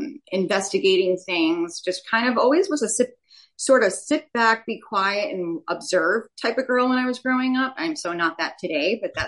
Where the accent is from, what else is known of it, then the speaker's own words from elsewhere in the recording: Rhode Island, United States; moved away as an adult; now in Florida, United States; Oh, well, I am from Rhode Island. I've lived in many places.